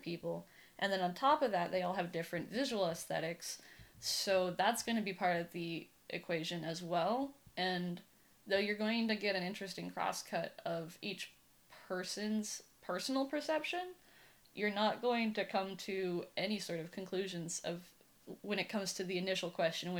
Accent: Humboldt County, California, United States; moved away as an adult; now in San Francisco, United States; So mostly I grew up in Humboldt County. I consider that where I'm from, because I was born there

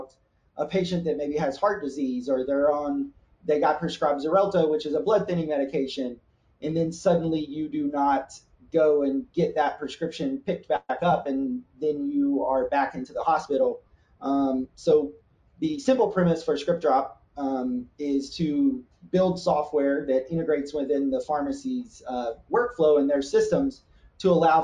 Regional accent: Nashville, Tennessee, United States; moved away as an adult; also born or lived in Columbus; I grew up in the South, so I grew up in Nashville, Tennessee

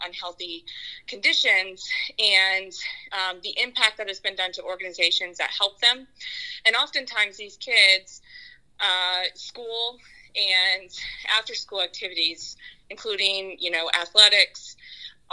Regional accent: San Antonio, Texas, United States; also born or lived in Houston; San Antonio is my hometown.

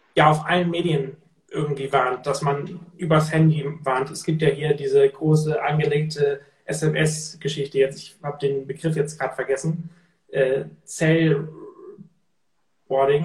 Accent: Cuxhaven, Lower Saxony, Germany; bei uns in Cuxhaven, da komme ich ja her von der Küste, und da haben wir in der Schule gelernt

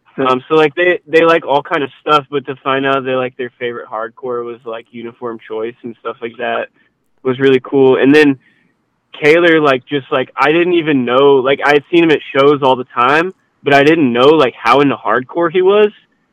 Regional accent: Louisiana, United States; but in like I'm originally from Louisiana, so it's like that there.

